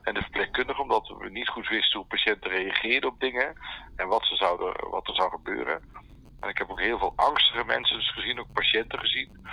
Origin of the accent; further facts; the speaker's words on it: North Brabant, Netherlands; also born or lived in Oosterhout; Ik kom uit Brabant. Ik woon in Oosterhout bij Breda